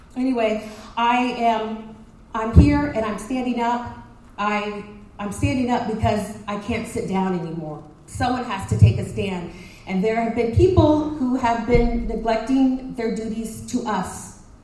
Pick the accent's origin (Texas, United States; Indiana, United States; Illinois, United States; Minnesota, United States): Texas, United States; Dallas; also born or lived in Princeton, Texas; I grew up in Dallas